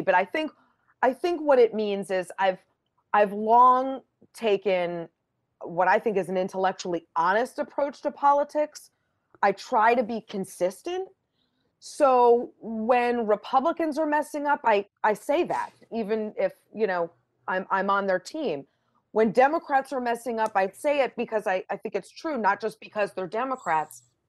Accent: Boston, Massachusetts, United States; I'm from Boston, my husband's from Rhode Island

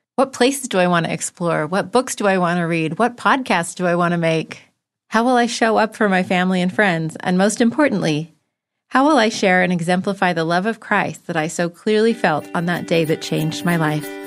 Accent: Bishop, California, United States; moved away; also born or lived in Provo, Utah; my hometown, Bishop, California

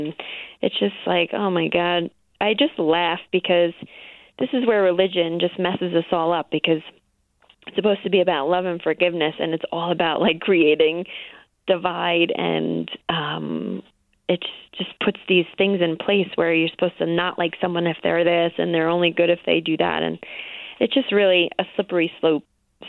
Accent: New York, United States; I cannot in my right mind root for the Patriots, because I am a New Yorker.

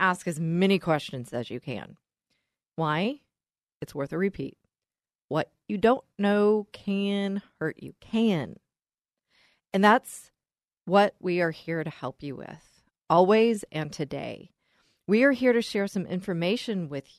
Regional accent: Texas, United States; accent: Texas; my Texas accent

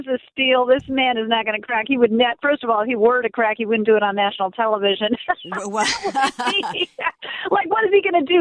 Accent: Sacramento, California, United States; also born or lived in Auburn, California; now in Colorado, United States; I, I'm a Californian. I may have told you this before, and I'm, I'm from Sacramento, California. I was born in Auburn, California. My 94 year old parents still live in Sacramento.

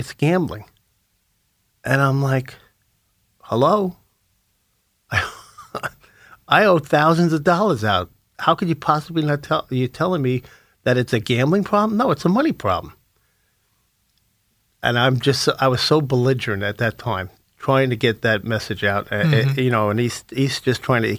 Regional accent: Lynbrook, New York, United States; my hometown in Lynbrook

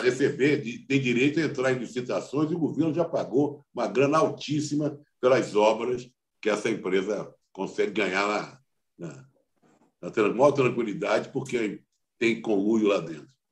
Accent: Rio de Janeiro, Brazil; now in São Paulo, Brazil; eu sou carioca, mas sou paulistano também

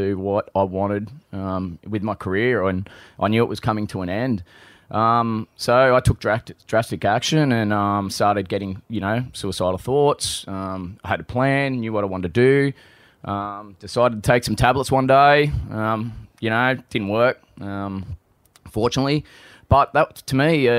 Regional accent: Central Coast, New South Wales, Australia; Grew up on the Central Coast.

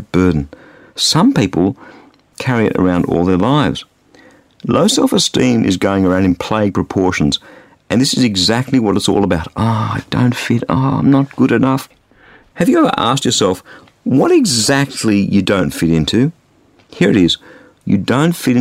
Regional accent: Australia; I grew up in Australia, which is a sports-mad society

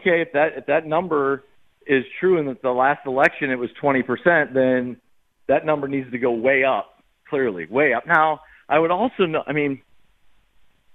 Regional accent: Northeast Ohio, United States; moved away; I'm originally from Northeast Ohio

